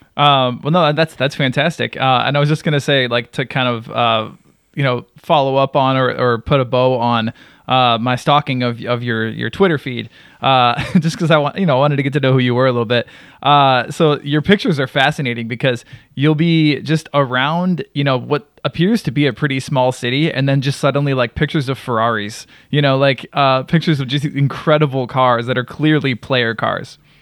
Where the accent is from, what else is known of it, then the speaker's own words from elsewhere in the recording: Wisconsin, United States; now in North Carolina, United States; I lived in Wisconsin for, for quite some time. I would consider that, like, my home state